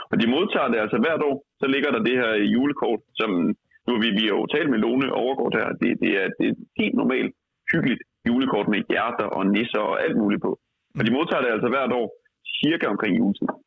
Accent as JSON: {"language": "Danish", "town": "Aarhus", "region": "Central Denmark Region", "country": "Denmark", "said": "øh, jeg kommer fra Aarhus, og jeg er tidligere rapper."}